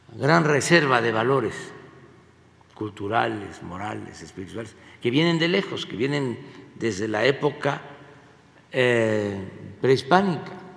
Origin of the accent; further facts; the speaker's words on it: Mexico; nosotros, los mexicanos